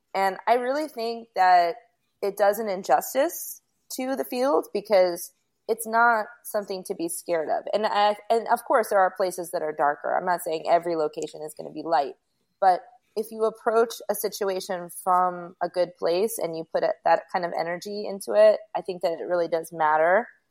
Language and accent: English; Rockland County, New York, United States; also born or lived in Bergenfield, New Jersey; now in South Florida, United States; I was born in New Jersey and I lived in Bergenfield until I was in first grade, and then I lived in upstate New York in Rockland County. And when I was growing up in Rockland County